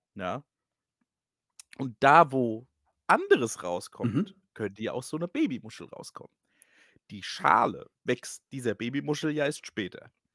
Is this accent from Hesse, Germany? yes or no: yes; Hesse, Germany; accent: Hessian; mein hessischer Akzent